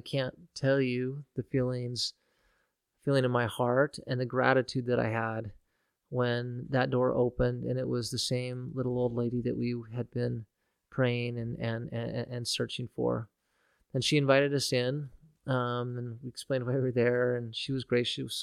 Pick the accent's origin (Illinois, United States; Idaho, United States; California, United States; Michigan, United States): Idaho, United States; Nampa; here in Nampa, growing up in Nampa